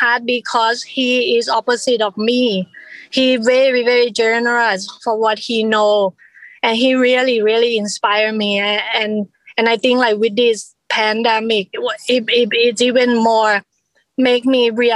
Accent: Thailand; now in United States; I immigrated from Thailand

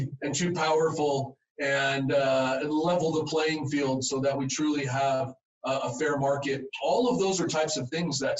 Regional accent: Los Angeles, California, United States; also born or lived in San Fernando Valley / Hawaii; now in Utah, United States; I was born in Southern California. If any of you have been by the airport, LAX, and seen a big donut, kind of iconic Randy's donut there, a landmark that's right there on La Cienega, where I was raised

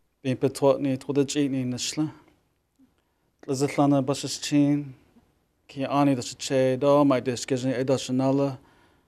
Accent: Four Corners area, United States; moved away; I'm originally from the Navajo Reservation in the Four Corners area. It's a high desert, and I grew up in a traditional Navajo family

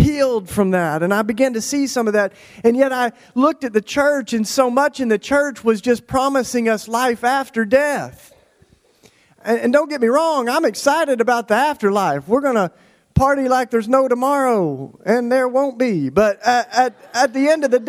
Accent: Tennessee, United States; I grew up in Tennessee, in case you can't tell, in the Bible Belt.

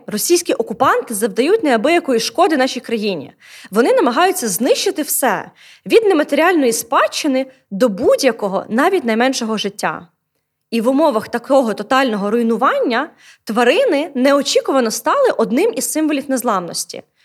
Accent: Odesa, Odesa Oblast, Ukraine; у моєму рідному місті місті Одесі

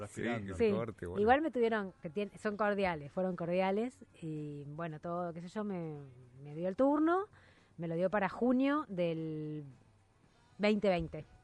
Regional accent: Italy; Yo soy italiana.

